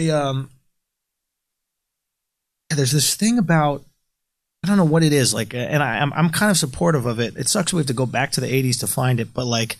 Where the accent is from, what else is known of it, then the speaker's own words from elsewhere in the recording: New York City, New York, United States; I grew up in New York City.